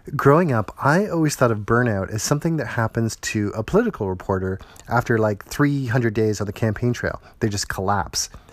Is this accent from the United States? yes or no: no; Toronto, Ontario, Canada; my hometown of Toronto